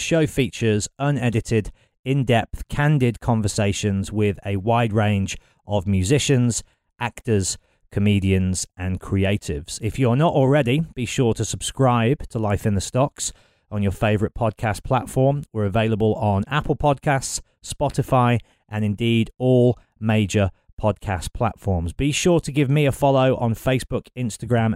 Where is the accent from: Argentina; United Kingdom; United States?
United Kingdom; Solihull, West Midlands; I'm from Solihull. So I've spent my whole life in and around Birmingham